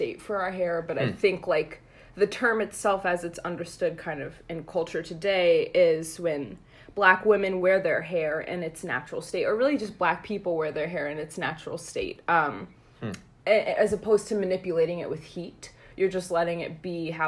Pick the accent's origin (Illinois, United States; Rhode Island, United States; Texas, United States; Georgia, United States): Georgia, United States; Snellville; moved away as an adult; now in Washington, D.C., United States; I'm from Snellville, Georgia.